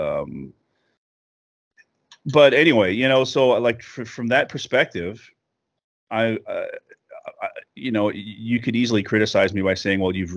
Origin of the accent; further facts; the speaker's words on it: southern New Mexico, United States; moved away as an adult; That's where I'm from New Mexico